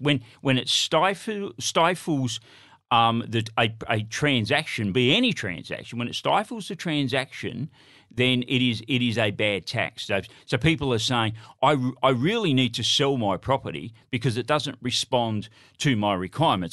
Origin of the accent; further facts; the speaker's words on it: Broken Hill, New South Wales, Australia; I'm from Broken Hill